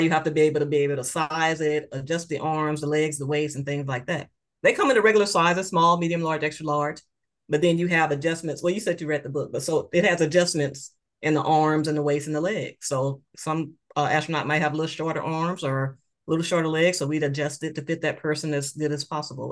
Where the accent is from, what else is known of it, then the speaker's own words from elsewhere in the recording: Moss Point, Mississippi, United States; moved away as an adult; I'm from a small town. I love my hometown, Moss Point, Mississippi.